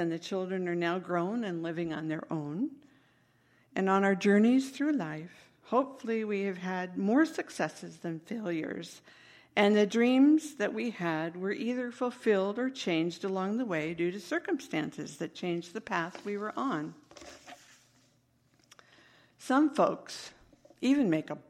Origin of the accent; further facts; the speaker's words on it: Northern California, United States; I was a young girl growing up in Northern California